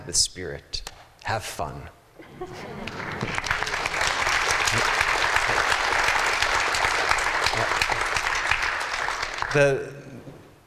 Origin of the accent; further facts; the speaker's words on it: East Coast, United States; I'm from the East Coast and I mispronounced poem so many times people made fun of me.